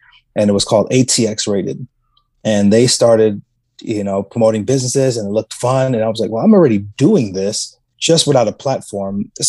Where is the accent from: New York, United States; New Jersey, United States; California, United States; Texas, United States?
Texas, United States; San Antonio; And I'm like, in my head thinking, you're born and raised in San Antonio.